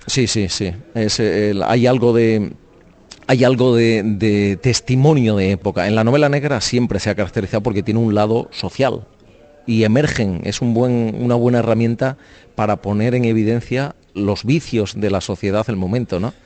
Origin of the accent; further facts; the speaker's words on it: Spain; ser un escritor español desconocido